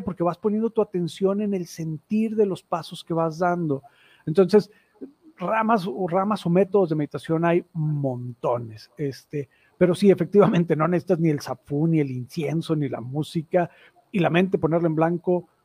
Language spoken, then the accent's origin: Spanish; Mexico; also born or lived in Torreón; un antecedente como muchos mexicanos muy, muy, muy este, religioso y católico en mi familia